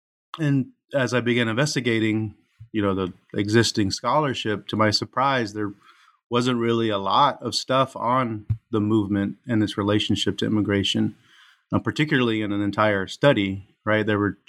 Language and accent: English; Houston, Texas, United States; which is kind of my experience growing up in Houston.